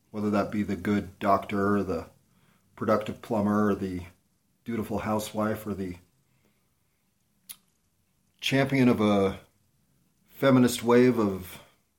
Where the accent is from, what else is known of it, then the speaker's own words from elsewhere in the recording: United States; as an American citizen